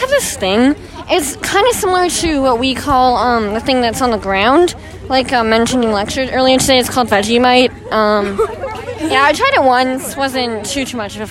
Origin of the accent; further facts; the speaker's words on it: Calgary, Alberta, Canada; I'm from Calgary, Alberta, Canada.